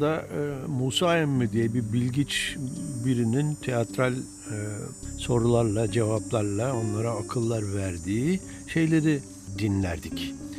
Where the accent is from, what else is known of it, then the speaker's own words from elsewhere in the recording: Eskişehir, Turkey; moved away; Eskişehirliyim ben